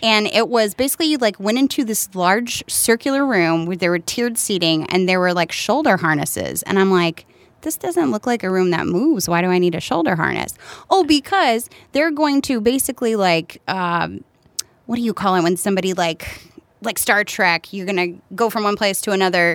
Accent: Martinsville, Virginia, United States; moved away as an adult; also born or lived in North Carolina; now in Chicago, United States; I grew up in Virginia, technically, Martinsville, Virginia.

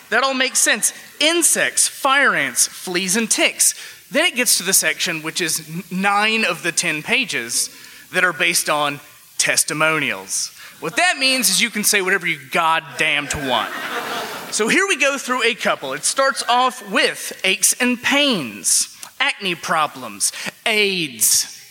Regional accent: Alabama, United States; now in Chicago, United States; I moved to Chicago from Alabama

